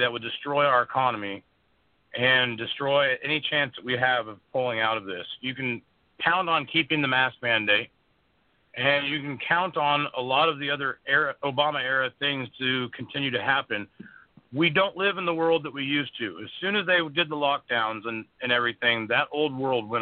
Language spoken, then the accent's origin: English; Missouri, United States; also born or lived in Texas; I'm originally from the Missouri state, but I've done a lot of my activism in Texas